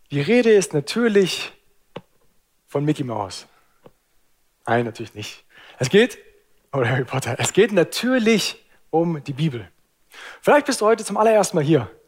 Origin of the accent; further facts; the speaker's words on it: Lake Constance area, Germany; Obst ist super, ich bin am Bodensee groß geworden. Ich liebe Obst.